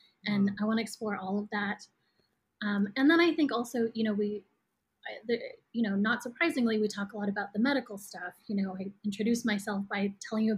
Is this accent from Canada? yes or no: yes; Toronto, Ontario, Canada; moved away as an adult; also born or lived in Vancouver, Canada / New York, United States; now in Brooklyn, United States; I was born and raised in Toronto, Canada, and did undergrad in Vancouver